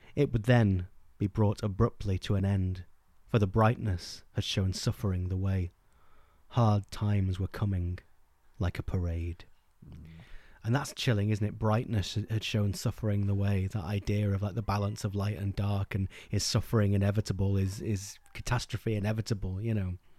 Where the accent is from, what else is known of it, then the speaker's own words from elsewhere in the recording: England, United Kingdom; English people growing up in England